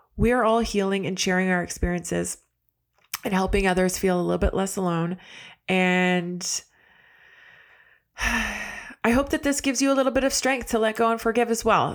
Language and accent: English; Canada; I'm Canadian